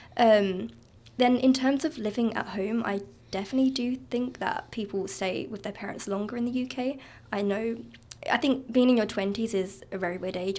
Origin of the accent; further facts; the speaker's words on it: Kent, South East England, United Kingdom; moved away as an adult; also born or lived in Norwich; now in Canada; my hometown, which is Kent in the south of the east of the U K.